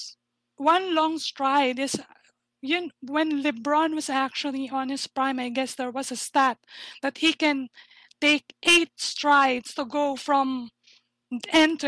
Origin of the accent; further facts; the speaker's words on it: Philippines; I'm from the Philippines